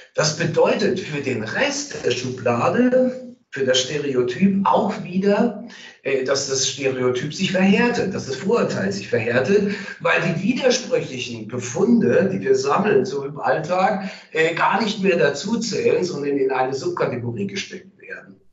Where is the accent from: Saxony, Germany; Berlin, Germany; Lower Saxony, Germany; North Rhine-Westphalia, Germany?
North Rhine-Westphalia, Germany; Cologne; als Kölner